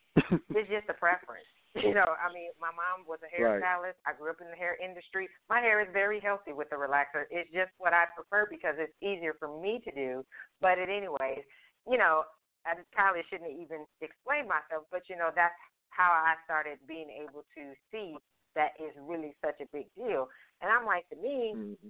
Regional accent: the South, United States; growing up in the South

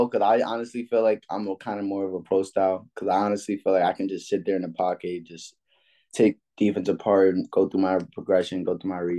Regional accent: New York, United States; also born or lived in Atlanta; Well, I'm originally from New York.

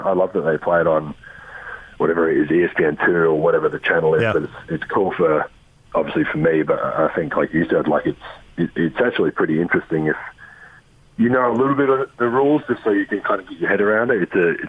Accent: Adelaide, South Australia, Australia; moved away; So I grew up in Adelaide, where we never one of the only states in Australia that didn't have a rugby team.

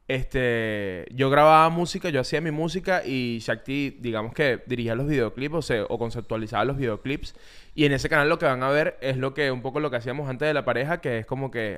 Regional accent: Venezuela; Yo que soy venezolano

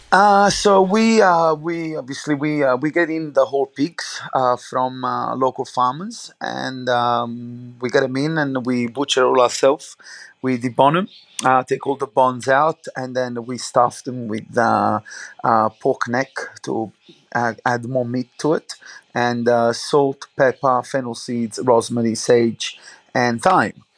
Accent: Naples, Campania, Italy; English is a second language; moved away; I grew up obviously in um, Napoli, obviously outside the Naples

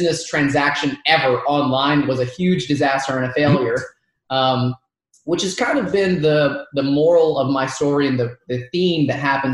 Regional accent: Dalton, Georgia, United States; first language Arabic; English is a second language; I grew up in Dalton, Georgia.

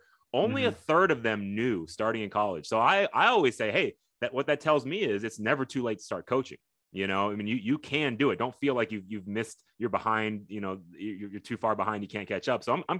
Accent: Fort Bend, Texas, United States; I'm from Fort Bend. I definitely know it well.

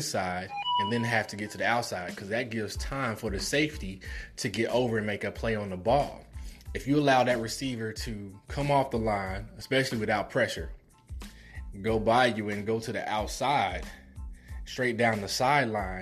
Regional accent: Midwest, United States; I'm from the Midwest

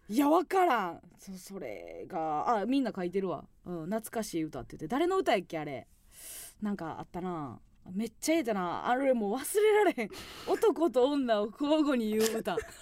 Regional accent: Kansai, Osaka, Japan; moved away; 地元大阪関西

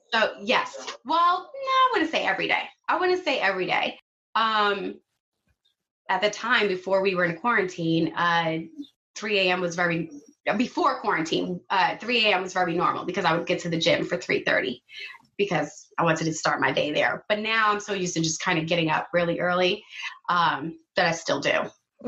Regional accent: New York City, New York, United States; I grew up in Flatbush

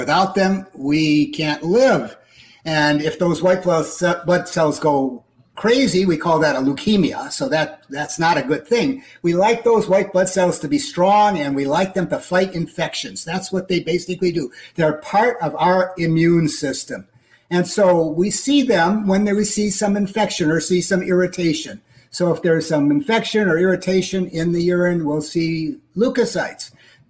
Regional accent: Twin Cities, Minnesota, United States; But I want everybody to know, I'm a Minnesotan, don't you know? Born and raised in the Twin Cities area, and that's where I lived and grew up and practiced

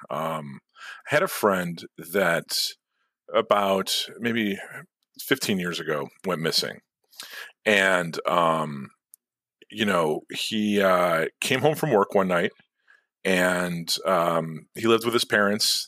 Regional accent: Chicago, Illinois, United States; I grew up in the city. I grew up in Chicago

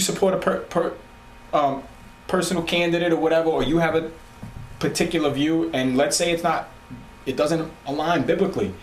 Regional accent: New York City, New York, United States; we're from Staten Island

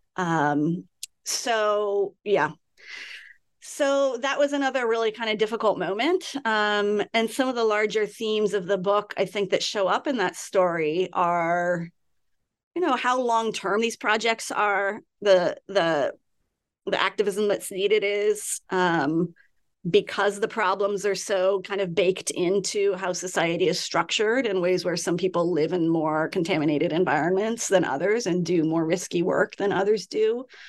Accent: California, United States; I grew up in California.

